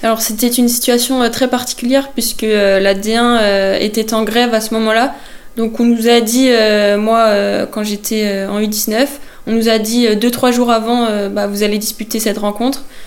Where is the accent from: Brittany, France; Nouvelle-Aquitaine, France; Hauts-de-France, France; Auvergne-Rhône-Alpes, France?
Brittany, France; Vannes; also born or lived in Saint-Jean-Brévelay; Je suis née à Vannes